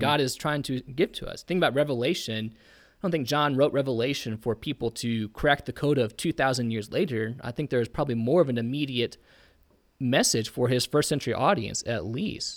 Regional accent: Indiana, United States; I'm from Indiana.

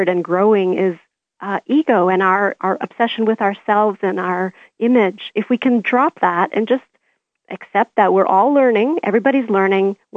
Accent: Canada; I'm Canadian.

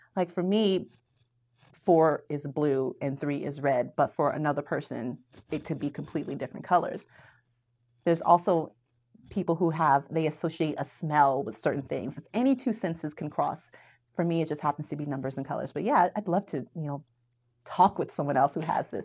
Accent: Daytona Beach, Florida, United States; moved away; I grew up in Daytona Beach, Florida

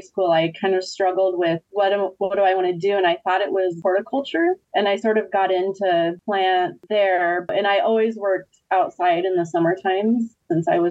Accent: Iowa, United States; moved away as an adult; also born or lived in Kauai, Hawaii; now in Maui, United States; I grew up in Iowa and the winters were brutal

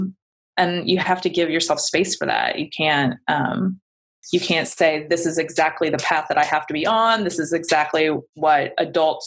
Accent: Appalachia, United States; also born or lived in Los Angeles / Ohio / Scotland; the Appalachian Mountains in the United States. And I was like, hey, that's where I'm from.

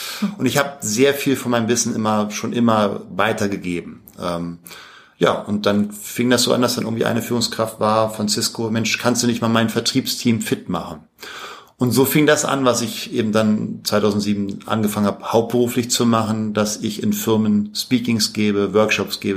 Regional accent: Berlin, Germany; also born or lived in Paris; lebe zurzeit in Berlin, da bin ich auch groß geworden. Ich bin zwar in Paris geboren, aber im dritten Lebensjahr dann nach Berlin.

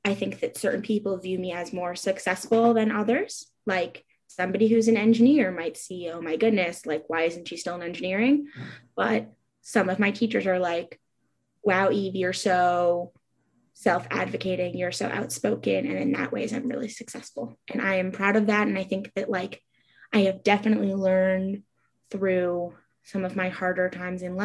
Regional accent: New York City, New York, United States; moved away as an adult; now in Ulster County, United States; I'm originally from New York City, and I lived there until a few months ago, and now I live in Ulster County

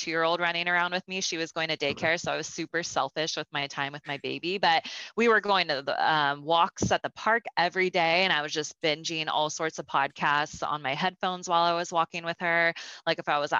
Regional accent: Sacramento, California, United States; I grew up in Northern California in Sacramento

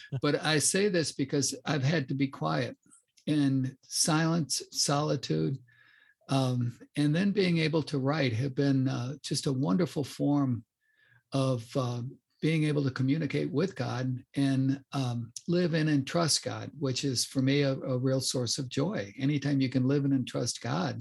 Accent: Chicago, Illinois, United States; But I grew up in the North Shore of Chicago.

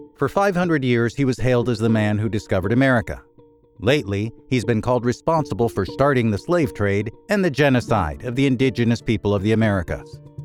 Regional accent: Washington, District of Columbia, United States; Washington, D.C., curiously enough, my hometown and the hospital where I was born

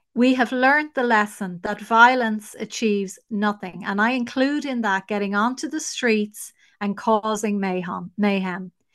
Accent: Ireland; we are the nation that has fallen the furthest.

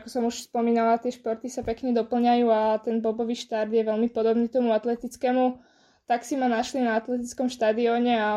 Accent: Bratislava, Bratislava Region, Slovakia; som bola dva týždne v Prahe a dva týždne doma v Bratislave.

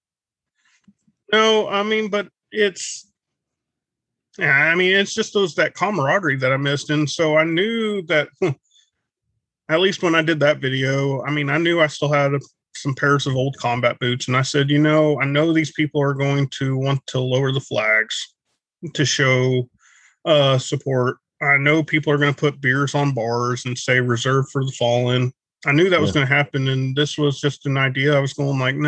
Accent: Arkansas, United States; moved away as an adult; now in Texas, United States; Wife wanted to move home to Texas, and I'm from Arkansas

